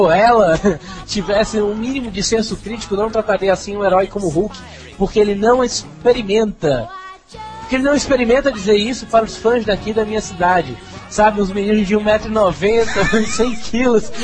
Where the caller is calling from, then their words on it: Pernambuco, Brazil; Olá, rapaduras … tenho 16 anos, sou pernambucano